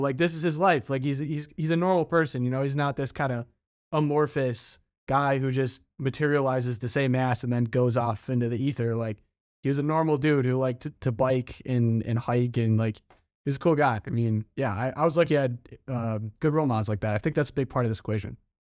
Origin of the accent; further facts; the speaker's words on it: Midwest, United States; I'm from the Midwest